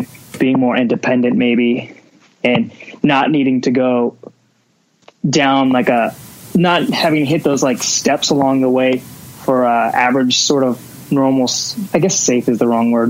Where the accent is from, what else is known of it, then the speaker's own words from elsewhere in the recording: Las Vegas, Nevada, United States; But I also think about, like, as growing up in Vegas, a lot of people are trying to get out of here, or they're just like, it's the worst place to live